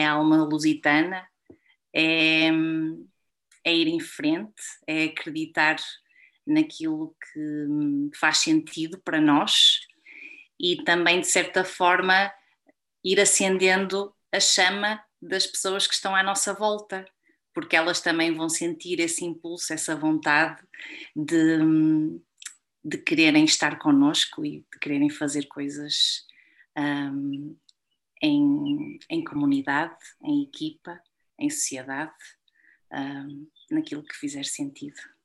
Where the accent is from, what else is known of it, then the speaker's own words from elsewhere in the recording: Portugal; como portuguesa